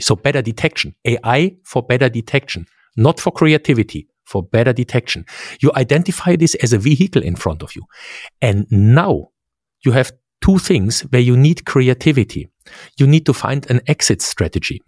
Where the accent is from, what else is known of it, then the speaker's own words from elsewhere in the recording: Central Germany, Germany; English is a second language; grew up in central Germany.